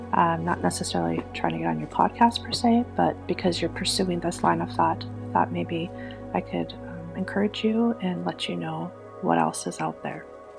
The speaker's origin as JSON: {"language": "English", "region": "Minnesota", "country": "United States", "said": "I'm from Minnesota too. You can probably hear that in my voice."}